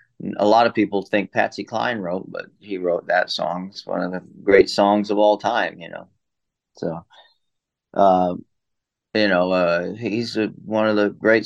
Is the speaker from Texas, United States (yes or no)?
yes; Austin, Texas, United States; also born or lived in Hawaii; I was born in Austin and grew up on the ranch there, but also going back and forth on the road the whole time.